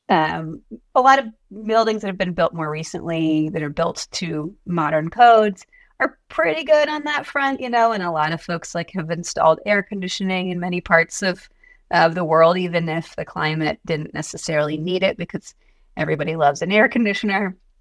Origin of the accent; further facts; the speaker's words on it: Atlanta, Georgia, United States; I'm from Atlanta.